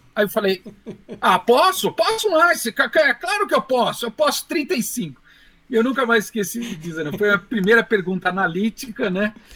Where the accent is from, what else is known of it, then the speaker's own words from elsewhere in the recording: Santo André, São Paulo, Brazil; eu sou da cidade de Santo André